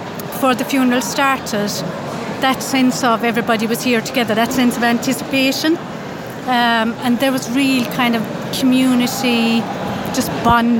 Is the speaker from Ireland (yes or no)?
yes; Lixnaw, Munster, Ireland; I'm from Lixnaw in County Kerry